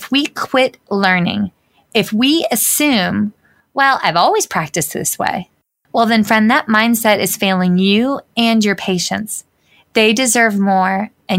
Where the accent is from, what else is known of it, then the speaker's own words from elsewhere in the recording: American South, United States; accent: Southern; one of the most gracious and kind Southern women I know, although my accent may be slightly a bit thicker